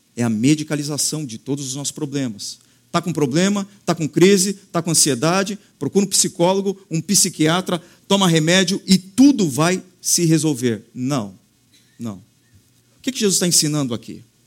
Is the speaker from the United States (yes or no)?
no; Santos, São Paulo, Brazil; Passei a minha vida toda em Santos, uma única igreja